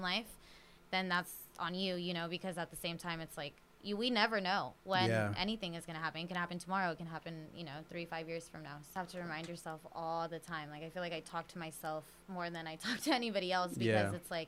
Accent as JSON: {"language": "English", "town": "San Jose", "region": "California", "country": "United States", "moved": "yes", "lives_now": "Los Angeles, United States", "said": "I really am from San Jose."}